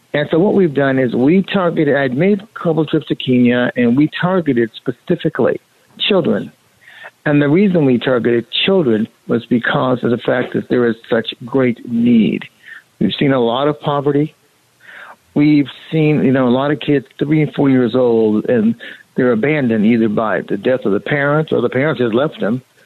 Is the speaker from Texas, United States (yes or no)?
no; Monrovia, California, United States; I was born and raised in Monrovia